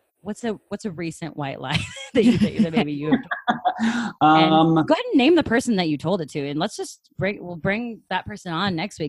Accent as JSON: {"language": "English", "town": "Seattle", "region": "Washington", "country": "United States", "said": "I'm from Seattle"}